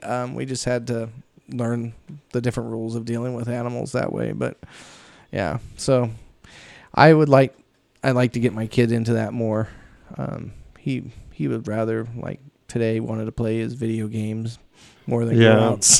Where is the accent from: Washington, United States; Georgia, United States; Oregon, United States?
Oregon, United States; Pendleton; moved away; I come from Pendleton, so they have the third largest rodeo in the world, and we go to it every year